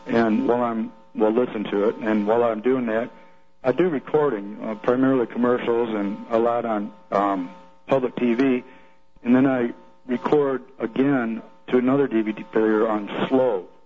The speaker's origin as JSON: {"language": "English", "town": "Livonia", "region": "Michigan", "country": "United States", "tie": "born or raised there", "moved": "yes", "lives_now": "Arkansas, United States", "said": "I grew up in Livonia"}